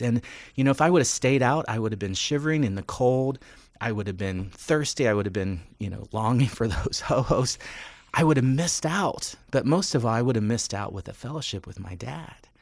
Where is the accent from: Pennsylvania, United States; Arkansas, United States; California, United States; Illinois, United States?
Pennsylvania, United States; Western; moved away; I grew up in Western Pennsylvania.